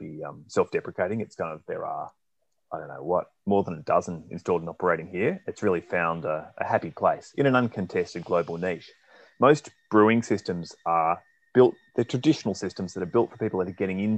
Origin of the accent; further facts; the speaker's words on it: Australia; moved away as an adult; also born or lived in United Kingdom; now in Melbourne, Australia; I'm Australian